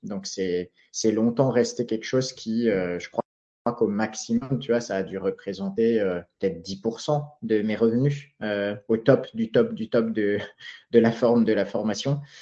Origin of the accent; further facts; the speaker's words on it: Alsace, Grand Est, France; moved away as an adult; also born or lived in Philippines; depuis deux ans, je suis installé au pied des Vosges, donc ma région natale en Alsace.